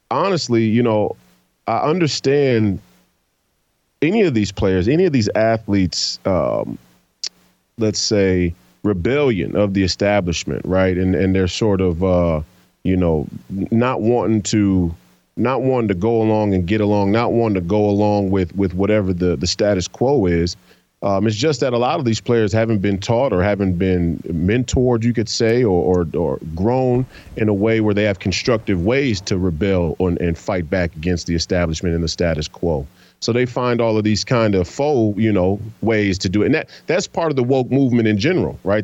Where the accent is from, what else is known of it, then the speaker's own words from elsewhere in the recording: United States; us as Americans